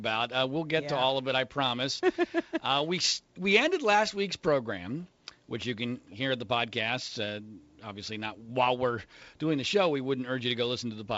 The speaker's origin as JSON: {"language": "English", "area": "Bucks County", "region": "Pennsylvania", "country": "United States", "tie": "born or raised there", "moved": "yes", "said": "I was going to Pennsylvania this week, where I grew up in Bucks County outside of Philadelphia"}